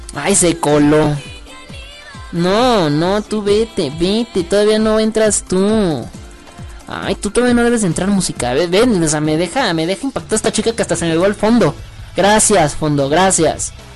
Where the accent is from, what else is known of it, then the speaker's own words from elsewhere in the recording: Mexico; also born or lived in Mexico City; soy mexicano